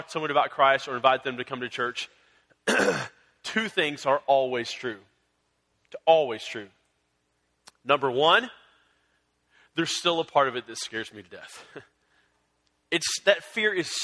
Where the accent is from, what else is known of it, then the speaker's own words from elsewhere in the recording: San Antonio, Texas, United States; I grew up in San Antonio